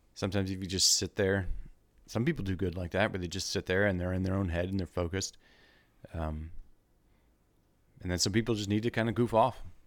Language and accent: English; Wilmington, United States; moved away; I'm from Wilmington.